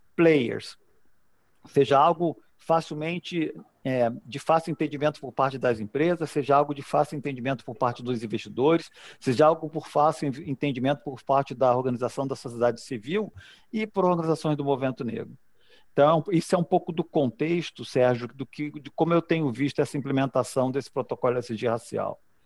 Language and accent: Portuguese; Brazil; nós, nós brasileiros